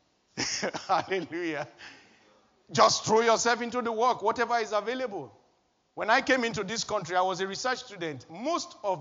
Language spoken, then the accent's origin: English; Nigeria; moved away as an adult; also born or lived in Wolverhampton; now in United Kingdom; churches that I knew from my home country, Nigeria